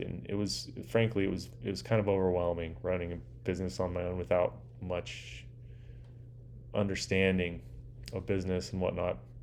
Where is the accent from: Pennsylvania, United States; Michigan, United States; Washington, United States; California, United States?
California, United States; Orange County, Southern; I grew up in a place called Orange County